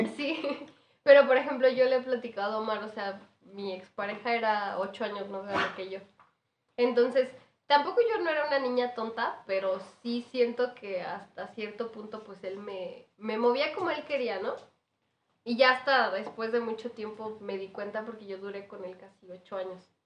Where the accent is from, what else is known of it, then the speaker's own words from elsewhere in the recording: Michoacán, Mexico; moved away; also born or lived in Morelia; yo soy de Michoacán, me regresé a vivir a Morelia